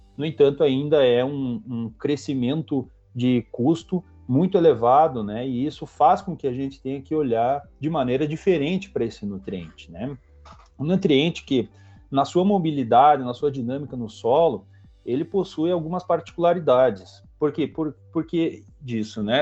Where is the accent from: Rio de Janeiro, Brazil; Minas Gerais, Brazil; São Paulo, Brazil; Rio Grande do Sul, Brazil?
Rio Grande do Sul, Brazil; Vacaria; moved away as an adult; also born or lived in Santa Catarina / Paraná; sou natural do Rio Grande do Sul, né, natural de Vacaria